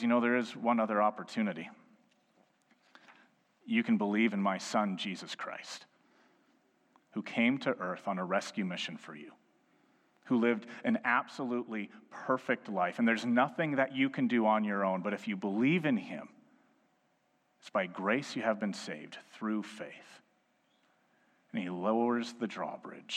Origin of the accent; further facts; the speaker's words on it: Edmonton, Alberta, Canada; I was born and raised in Edmonton. I've lived in two other provinces, but this is my home city.